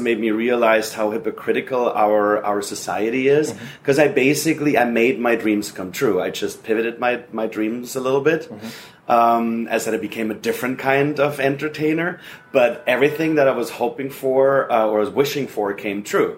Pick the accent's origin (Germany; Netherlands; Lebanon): Germany; moved away as an adult; now in Los Angeles, United States; I'm originally from Germany